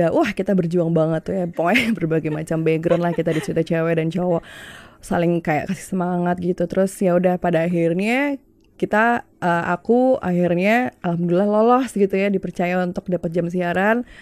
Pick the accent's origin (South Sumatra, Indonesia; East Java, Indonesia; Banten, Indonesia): East Java, Indonesia; Malang; now in Jakarta, Indonesia; jadi waktu itu awal mula aku siaran kan memang aku dari Malang waktu aku kuliah di Malang aku